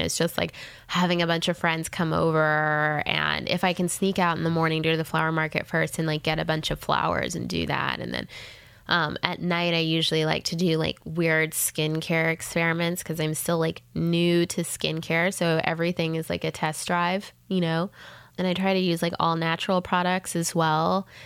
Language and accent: English; Jamaica; moved away as an adult; also born or lived in Canada / Los Angeles, United States; now in United States; I was born in Canada, but then I was raised um, for many years in Jamaica